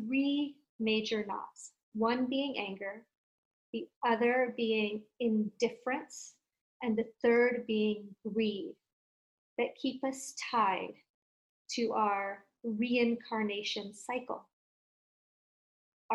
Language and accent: English; India; I come from India and I was raised as Hindu